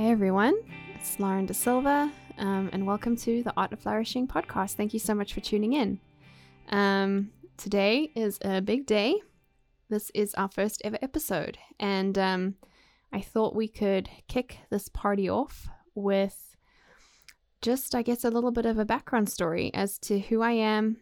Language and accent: English; South Africa; moved away as an adult; also born or lived in United Kingdom; now in Waco, United States; was lucky enough to grow up in South Africa